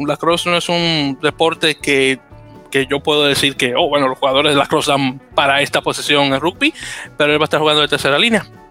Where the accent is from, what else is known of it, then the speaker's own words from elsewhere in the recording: New York, United States; soy neoyorquino.